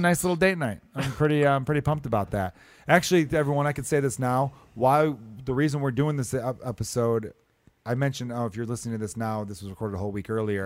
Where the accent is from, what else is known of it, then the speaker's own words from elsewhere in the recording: United States; I'm an American